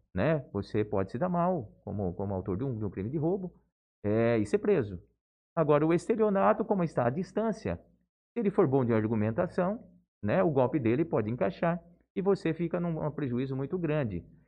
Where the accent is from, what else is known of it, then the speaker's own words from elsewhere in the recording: Álvaro de Carvalho, São Paulo, Brazil; moved away as an adult; also born or lived in Bauru; now in Jales, Brazil; na mesma cidadezinha de onde eu venho, né, uma pequena cidade, região de Marília é, Álvaro de Carvalho